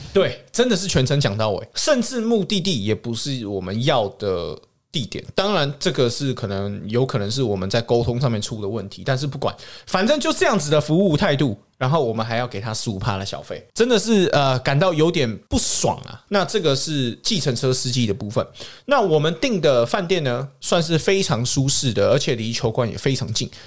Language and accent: Chinese; Canada; also born or lived in Saskatchewan; 我是从小在加拿大长大